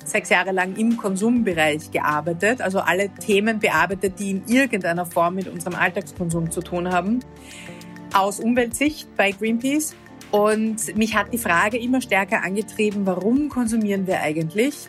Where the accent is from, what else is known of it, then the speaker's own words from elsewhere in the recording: Vienna, Austria; Ich bin aus Wien, aus Österreich